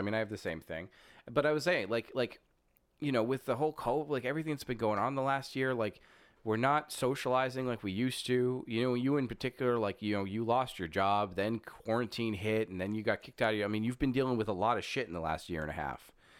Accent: Germany; I am from Germany.

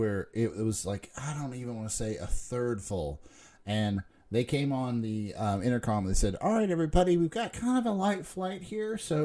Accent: United States; as an American

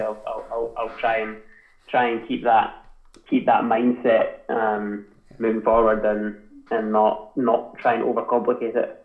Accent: Scotland, United Kingdom; accent: Scottish twang; moved away as an adult; also born or lived in Boston; ourselves as British people or Scottish people

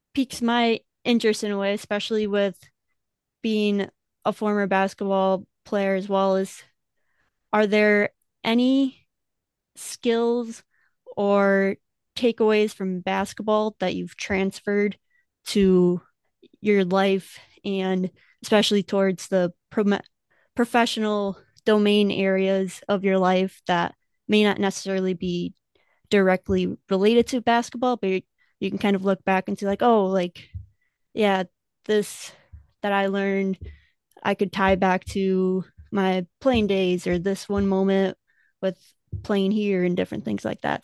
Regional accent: Wisconsin, United States; growing up in Wisconsin

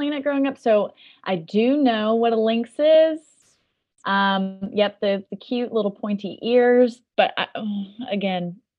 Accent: Cleveland, Tennessee, United States; Tennessee is a very long state, and I am originally from Cleveland, which is a solid 6+ hour drive from Memphis.

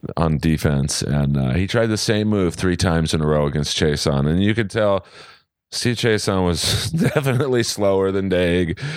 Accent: Los Angeles, California, United States; Oh, Los Angeles.

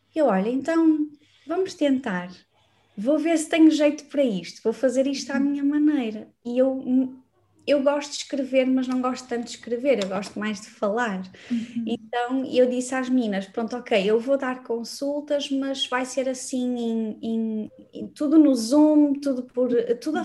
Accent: Braga, Norte, Portugal; moved away as an adult; now in Lisbon, Portugal; eu sou uhum. natural de Braga, não, acabei por não dizer aqui, mas eu nasci em Braga

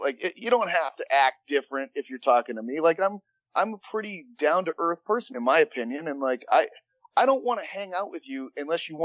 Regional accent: Massachusetts, United States; now in New York, United States; I'm from Massachusetts and now I live in New York

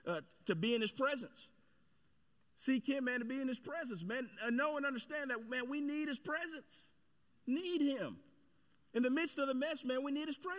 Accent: Cedar Hill, Texas, United States; my hometown, Cedar Hill there

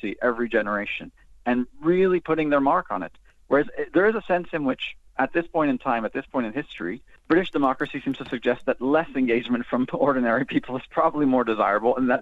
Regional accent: France; moved away; also born or lived in United States; I'm from the States originally, but I was raised in France.

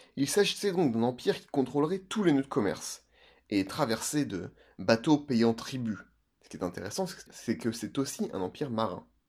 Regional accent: Normandy, France; also born or lived in French Algeria (pied-noir); je suis normand je suis pied-noir je suis français

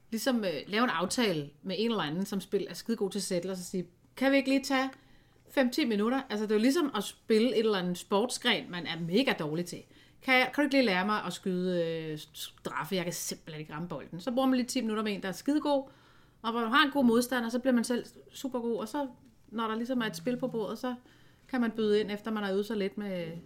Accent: Aalborg, North Denmark Region, Denmark; Man skal måske ikke lige fest, som vi gjorde hjemme i Aalborg, eller hvor de kommer fra.

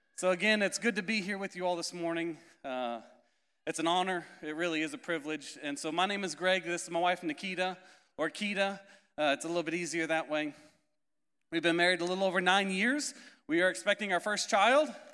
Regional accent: Indiana, United States; moved away; also born or lived in Florida / Canary Islands; I'm originally from Indiana, if you couldn't tell by my accent, not from Florida originally

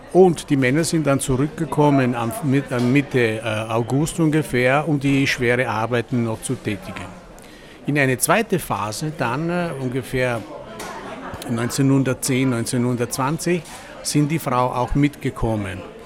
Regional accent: Val Zoldana, Veneto, Italy; German is a second language; now in Vienna, Austria; ich komme aus Italien, auf der Val Soldana. Das ist ein Land in die Dolomiten.

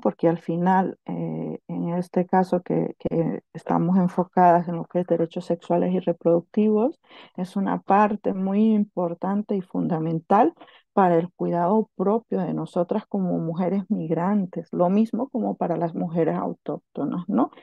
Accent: Honduras; now in Catalonia, Spain; soy hondureña

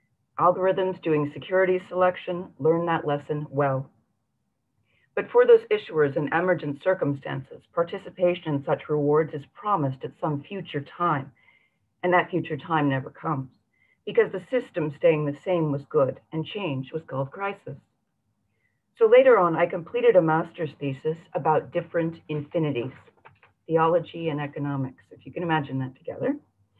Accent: San Francisco, California, United States; the one filmed in my hometown of San Francisco.

